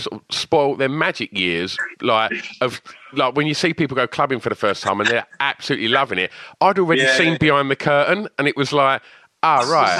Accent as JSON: {"language": "English", "area": "Essex", "region": "East of England", "country": "United Kingdom", "said": "I'm from Essex"}